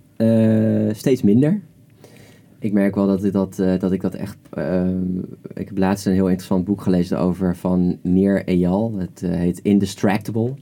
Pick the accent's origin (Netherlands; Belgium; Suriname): Netherlands; we als Nederlanders